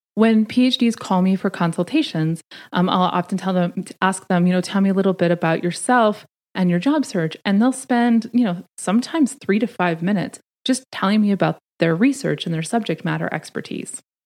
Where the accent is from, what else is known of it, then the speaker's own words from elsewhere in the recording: Canada; moved away as an adult; now in Washington, D.C., United States; I'm Canadian